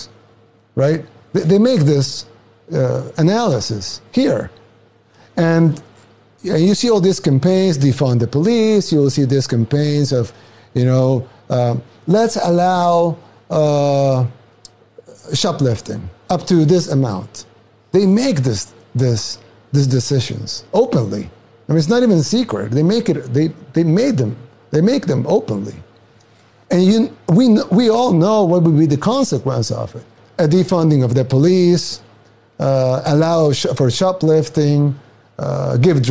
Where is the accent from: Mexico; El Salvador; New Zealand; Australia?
El Salvador; now in United States